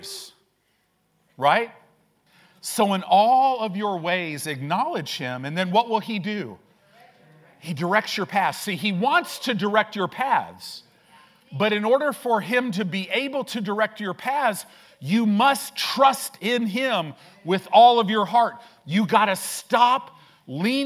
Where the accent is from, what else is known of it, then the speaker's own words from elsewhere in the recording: Illinois, United States; moved away; also born or lived in Southern California; I grew up in Illinois